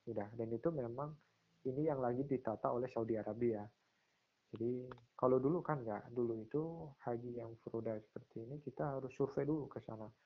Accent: Pati, Central Java, Indonesia; itu uh, kalau di eh, daerah saya di Pati itu setauku

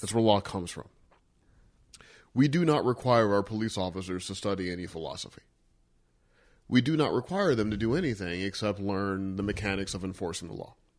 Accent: Missouri, United States; I grew up in Missouri

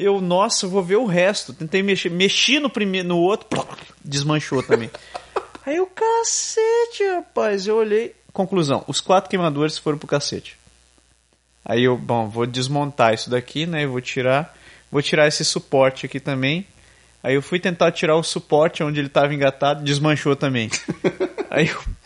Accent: Brazil; moved away; eu não sou exatamente conhecido como brasileiro lá

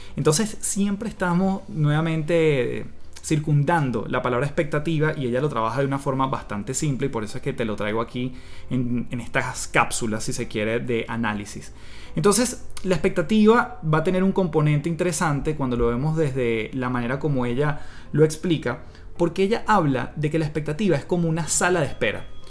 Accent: Venezuela; moved away as an adult; now in Chile; en Venezuela, de donde yo vengo

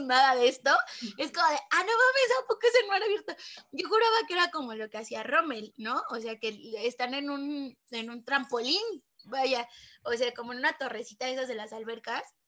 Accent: Mexico; nos está pasando como mexicanos

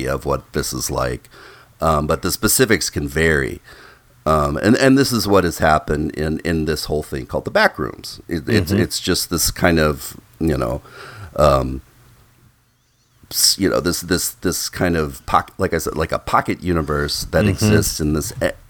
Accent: Midwest, United States; when I was little and I was a young boy growing up in the Midwest

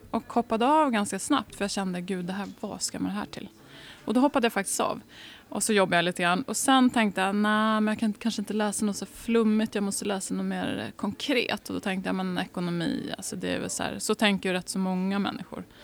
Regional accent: Degerfors, Örebro County, Sweden; now in Uppsala, Sweden; jag har bott i Värmland i nästan tio år av mitt liv

